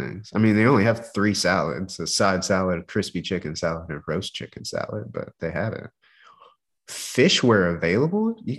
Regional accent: United States; as an American

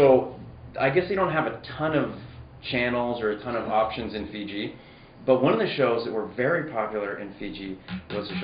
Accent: Edmonton, Alberta, Canada; I grew up in Edmonton

